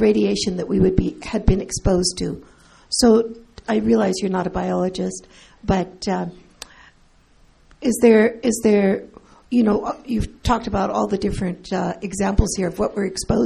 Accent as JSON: {"language": "English", "region": "California", "country": "United States", "tie": "born or raised there", "said": "as a child born after the war, growing up in California"}